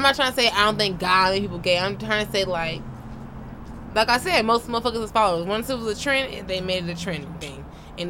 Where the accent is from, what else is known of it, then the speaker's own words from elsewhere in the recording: New Orleans, Louisiana, United States; moved away; I'm originally from New Orleans